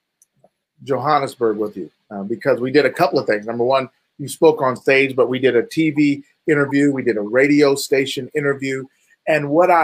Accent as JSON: {"language": "English", "town": "Topeka", "region": "Kansas", "country": "United States", "said": "from Topeka, Kansas."}